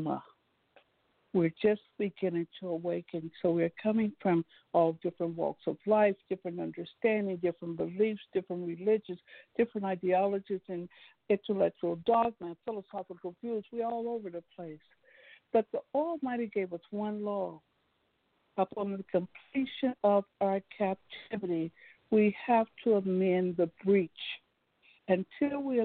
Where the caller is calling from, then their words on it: St. Louis, Missouri, United States; I'm calling from St. Louis, Missouri